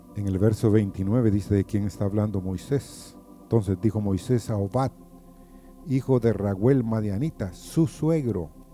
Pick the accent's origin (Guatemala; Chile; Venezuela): Guatemala; moved away; En mi país, o allá en Guatemala, porque este es mi país